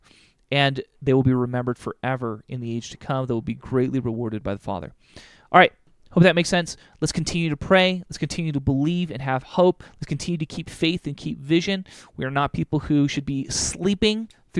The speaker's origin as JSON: {"language": "English", "country": "United States", "said": "I am fighting for America because it's my nation"}